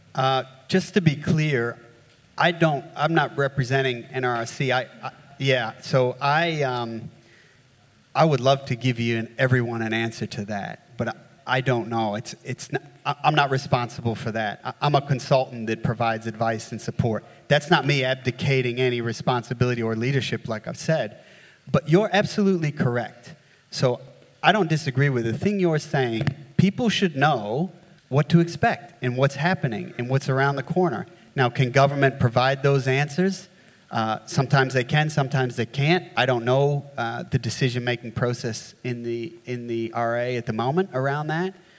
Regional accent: New York, United States; now in Australia; as you can tell from my accent, uh, I grew up in the States, um, not in New Orleans, but uh, up in redneck New York

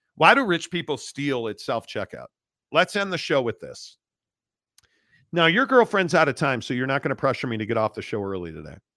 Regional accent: Northbrook, Illinois, United States; I am from Northbrook, Illinois

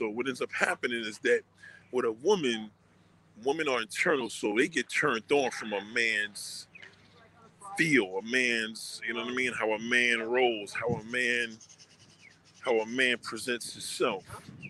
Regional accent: Brooklyn, New York, United States; I'm a masculine man. I'm from Brooklyn Heights.

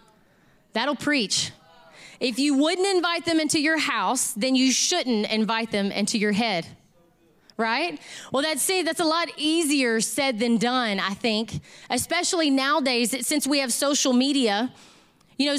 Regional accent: Southeast Texas, United States; I grew up in Southeast Texas

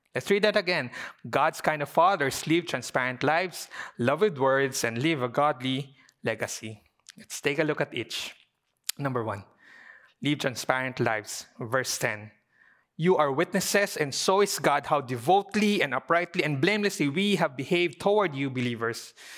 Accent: Philippines; as a Filipino Chinese community

